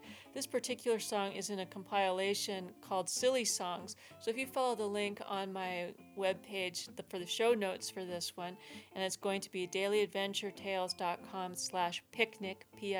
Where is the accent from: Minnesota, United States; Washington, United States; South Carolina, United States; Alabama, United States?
Washington, United States; Tacoma; now in California, United States; Seattle, where I'm from. I'm actually from Tacoma